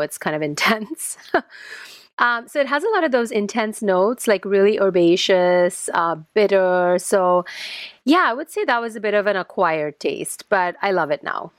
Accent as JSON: {"language": "English", "country": "India", "moved": "yes", "said": "I'm Indian, um, originally, even though now I, you know, I've lived outside of India for a long time"}